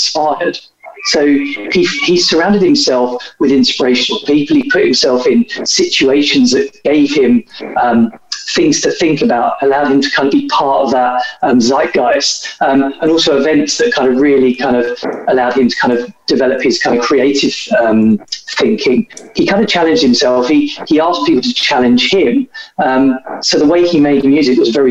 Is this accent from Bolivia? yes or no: no; United Kingdom; So he was from this place in the UK, which is where I'm from as well.